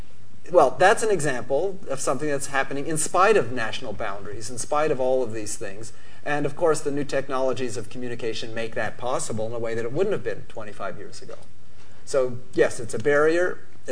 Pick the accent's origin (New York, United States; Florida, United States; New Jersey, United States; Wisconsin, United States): Wisconsin, United States; Madison; In my hometown of Madison, Wisconsin